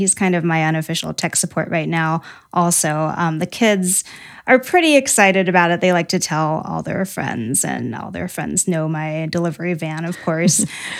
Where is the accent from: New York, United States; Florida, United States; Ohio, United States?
Ohio, United States; also born or lived in Washington State; now in South Bend, United States; I grew up in Ohio.